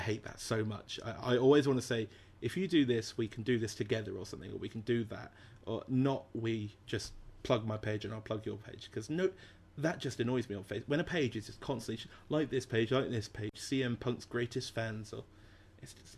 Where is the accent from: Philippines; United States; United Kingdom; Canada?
United Kingdom; England; I'm English.